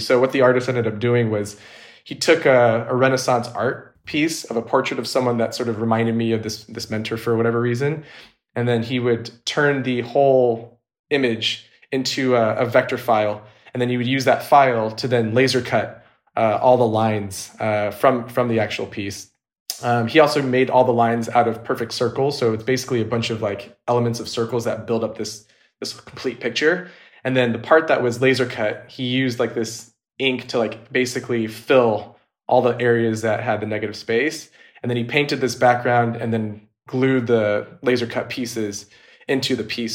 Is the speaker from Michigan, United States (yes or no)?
no; Orange County, California, United States; also born or lived in San Diego, California; now in Los Angeles, United States; I was actually born and raised in Orange County, California, which is an hour north of San Diego